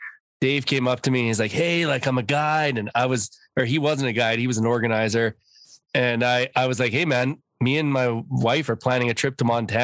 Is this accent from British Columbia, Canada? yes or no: no; Bonnyville, Alberta, Canada; I grew up in Bonneville.